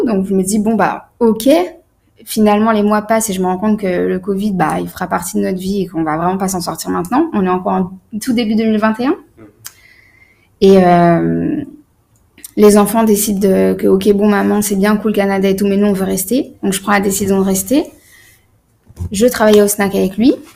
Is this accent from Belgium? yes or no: no; France; je, suis née en France, j'ai grandi en France